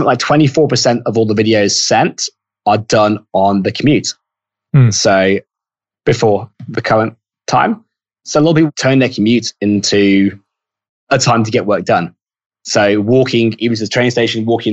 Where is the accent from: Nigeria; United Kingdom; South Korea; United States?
United Kingdom; now in Australia; I'm British and I'm in Australia